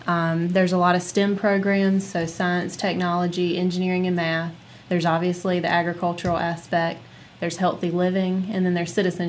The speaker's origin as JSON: {"language": "English", "area": "Jones County", "region": "North Carolina", "country": "United States", "tie": "born or raised there", "also_born_or_lived": "Raleigh, North Carolina", "said": "I was born and raised here in Jones County"}